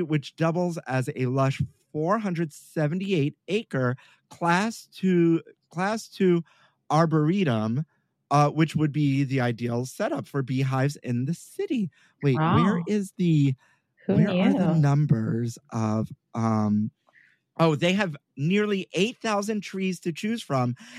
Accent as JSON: {"language": "English", "town": "New York City", "region": "New York", "country": "United States", "tie": "born or raised there", "said": "I'm born and raised in Brooklyn"}